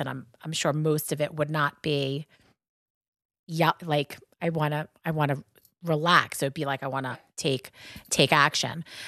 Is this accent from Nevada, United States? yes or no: no; Long Island, New York, United States; accent: Long Island; That's my Long Island accent. We say penne vaca